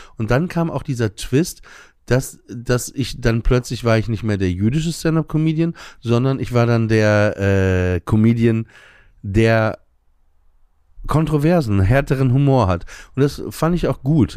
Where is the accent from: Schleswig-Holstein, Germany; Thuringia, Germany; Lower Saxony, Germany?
Lower Saxony, Germany; Emsland; im Emsland, wo ich aufgewachsen bin